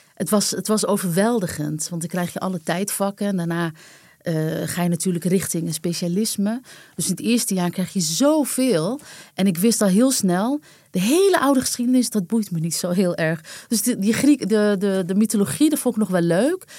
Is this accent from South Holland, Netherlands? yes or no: no; Amsterdam, North Holland, Netherlands; also born or lived in New Jersey; Wij waren allebei Amsterdammer